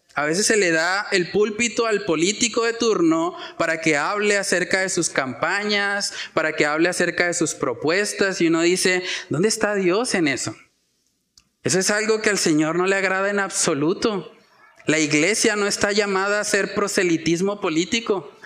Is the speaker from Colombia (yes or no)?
yes; Colombia